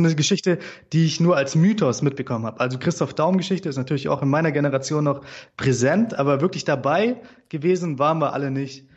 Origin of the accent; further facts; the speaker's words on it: Germany; wir Deutschen